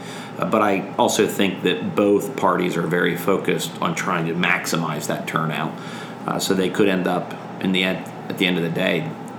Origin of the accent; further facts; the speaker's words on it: Pennsylvania, United States; You know, Dan's a Democrat from Allegheny County, and I'm a Republican from Lancaster County.